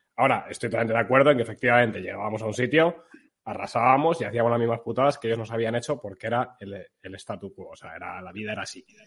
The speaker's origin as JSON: {"language": "Spanish", "country": "Spain", "said": "como españoles"}